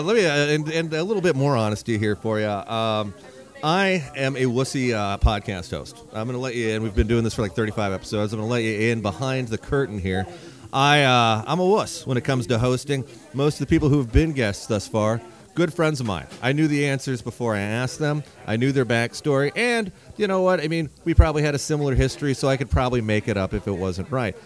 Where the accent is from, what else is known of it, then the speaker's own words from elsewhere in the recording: Muncie, Indiana, United States; I was a young kid growing up in Muncie, Indiana